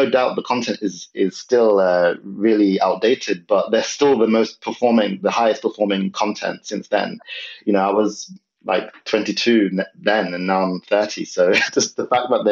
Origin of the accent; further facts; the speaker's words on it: London, United Kingdom; moved away as an adult; also born or lived in north of England; I'm originally from London.